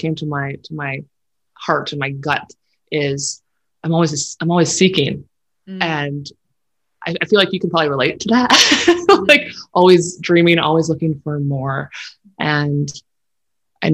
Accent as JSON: {"language": "English", "area": "St. Brieux", "region": "Saskatchewan", "country": "Canada", "tie": "born or raised there", "also_born_or_lived": "Calgary", "moved": "as an adult", "said": "in 2012, I moved back to my hometown of St. Brew, Saskatchewan, which is actually where I live now."}